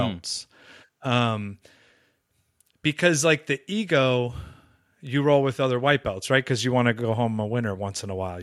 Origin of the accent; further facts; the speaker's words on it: Southern California, United States; grew up in Southern California